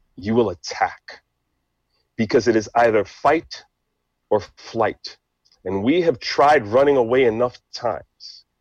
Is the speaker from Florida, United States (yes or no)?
no; New York City, New York, United States; English is a second language; also born or lived in Haiti; I'm American, of course, born and raised in New York City